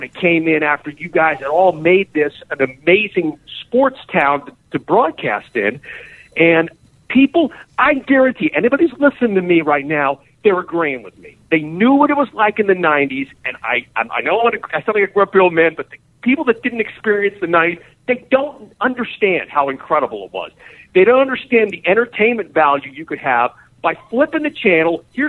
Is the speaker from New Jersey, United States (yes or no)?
no; Harrisburg, Pennsylvania, United States; now in Pittsburgh, United States; I'm from Harrisburg. I'm not from Pittsburgh.